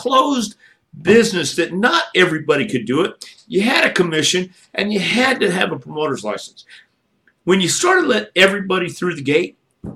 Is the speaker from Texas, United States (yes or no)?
yes; Texas, United States; also born or lived in Tennessee; I came from Texas and I worked a lot in Tennessee